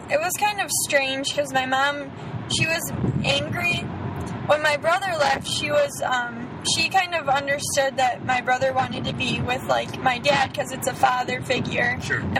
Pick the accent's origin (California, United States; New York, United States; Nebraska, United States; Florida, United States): Florida, United States; born there; Um, well, I was born in Florida.